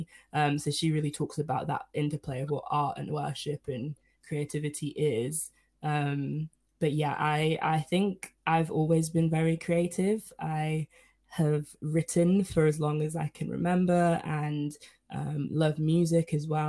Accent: Nigeria; I'm Nigerian

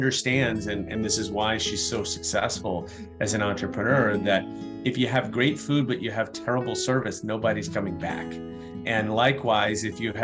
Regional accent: Chicago, Illinois, United States; I'm from Chicago

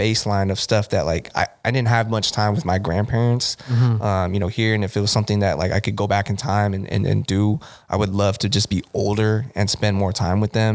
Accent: Bay Area, California, United States; moved away as an adult; also born or lived in San Diego / Costa Mesa / Koreatown, Los Angeles; growing up in the Bay Area

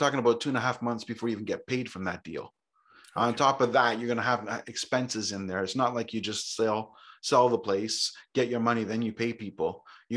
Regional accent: Toronto, Ontario, Canada; now in Grimsby, Canada; I grew up in Toronto, grew up right in the city.

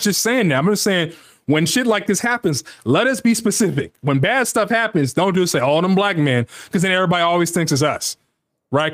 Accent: United States; we're Americans. Of course, that's our nationality, but it gets broken up further that we're Black Americans.

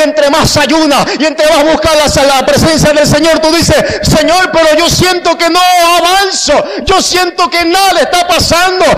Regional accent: Panama; soy de la República de Panamá

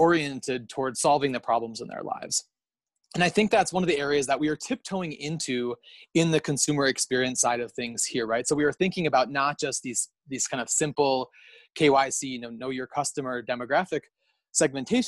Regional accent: United States; accent: American; now in Kenya; I'm an American, as everyone can probably tell from my accent

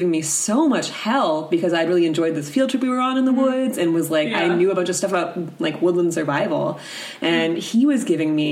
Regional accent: the South, United States; moved away; I'm also from the South

